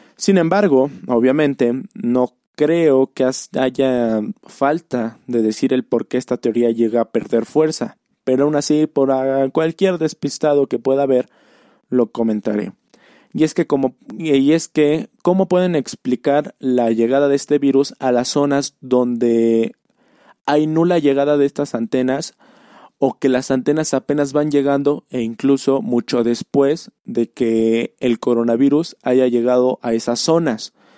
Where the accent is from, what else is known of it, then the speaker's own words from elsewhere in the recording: Puebla, Mexico; yo soy de Puebla Capital